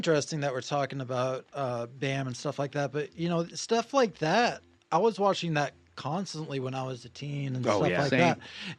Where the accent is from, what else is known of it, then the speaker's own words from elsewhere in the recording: Maine, United States; moved away as an adult; also born or lived in Oneonta, New York / New York City; now in Los Angeles, United States; I grew up in Maine, went to college in New York.